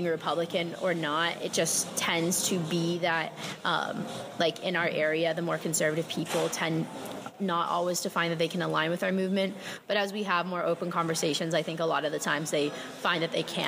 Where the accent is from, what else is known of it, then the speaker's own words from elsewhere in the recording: Jacksonville, Florida, United States; moved away as an adult; now in Miami, United States; I'm from Jacksonville, Florida, but I live in Miami for college